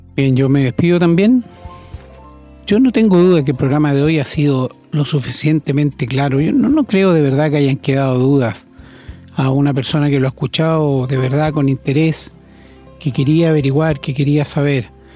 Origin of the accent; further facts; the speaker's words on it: Chile; como decimos en Chile